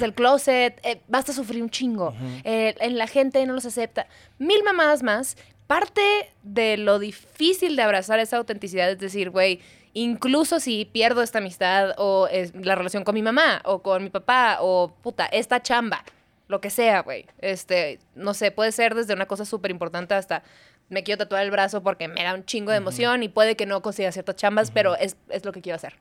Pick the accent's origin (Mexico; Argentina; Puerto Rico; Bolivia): Mexico; also born or lived in Chicago